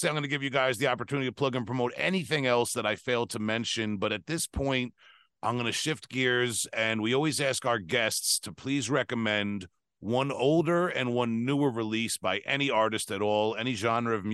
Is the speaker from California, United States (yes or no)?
no; Long Island, New York, United States; growing up on Long Island, kind of a, you know, close to New York City